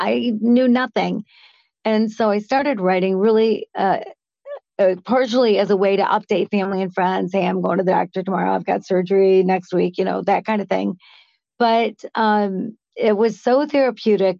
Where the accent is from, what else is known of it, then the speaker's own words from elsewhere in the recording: Michigan, United States; Michigan, my home town, my home state